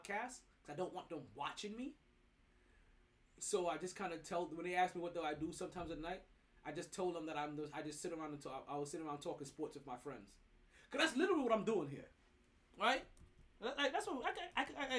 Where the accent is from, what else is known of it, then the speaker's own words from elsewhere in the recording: New York, United States; I'm a New Yorker